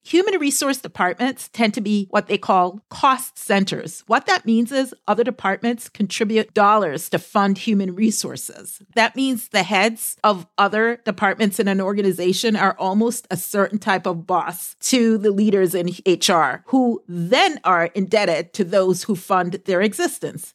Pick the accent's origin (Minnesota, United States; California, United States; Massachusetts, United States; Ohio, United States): Massachusetts, United States; Boston; I am from the Boston area.